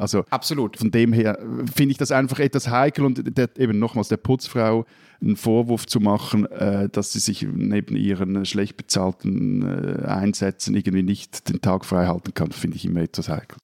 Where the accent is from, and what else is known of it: Switzerland